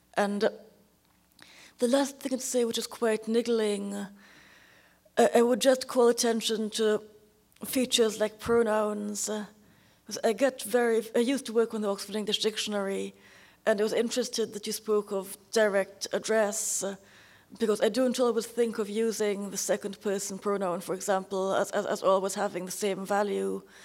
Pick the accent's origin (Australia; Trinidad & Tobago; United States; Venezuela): Trinidad & Tobago; Trinidad, where I was born